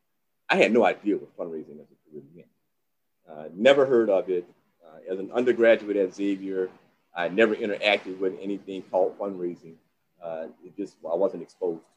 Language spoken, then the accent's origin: English; New Orleans, Louisiana, United States; I'm from New Orleans. You know, my whole family's in New Orleans